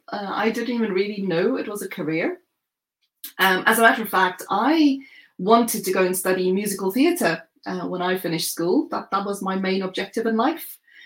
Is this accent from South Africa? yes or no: yes; South Africa; now in United Kingdom; from South Africa, although I've lived in the UK for more than a decade now. So I understand that my accent is mellowed somewhat.